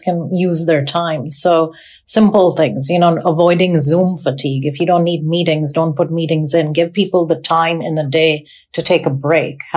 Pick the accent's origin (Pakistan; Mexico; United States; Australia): Pakistan; also born or lived in North America; now in United Kingdom; I grew up in Pakistan